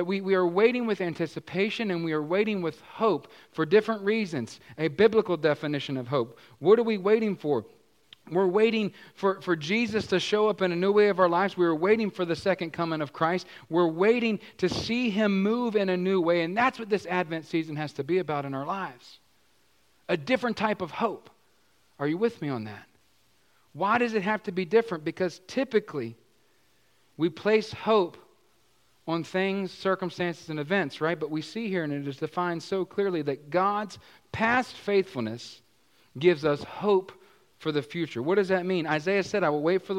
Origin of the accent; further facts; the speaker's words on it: Virginia, United States; moved away; I was from Virginia with my dear sweet mama